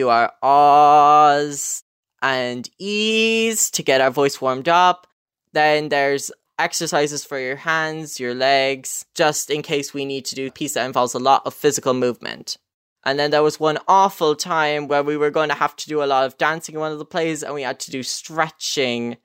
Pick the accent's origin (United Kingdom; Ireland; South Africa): Ireland; County Clare, Munster; I'm 17. I'm from County Clare